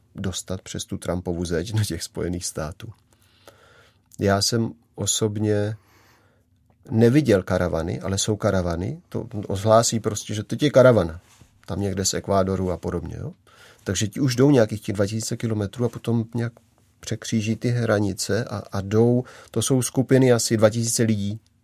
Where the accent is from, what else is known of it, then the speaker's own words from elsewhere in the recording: Moravia, Czechia; já jsem tady odtud, z Moravy